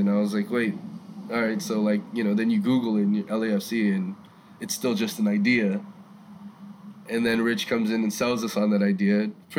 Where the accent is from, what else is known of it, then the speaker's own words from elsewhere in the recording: Cerritos, California, United States; moved away; Yes, born at Torrance UCLA Hospital. Born and raised in Cerritos.